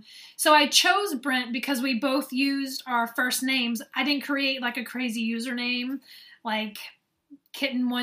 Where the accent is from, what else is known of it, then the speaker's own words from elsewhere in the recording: the South, United States; accent: Southern; now in northern United States; when I was growing up in the South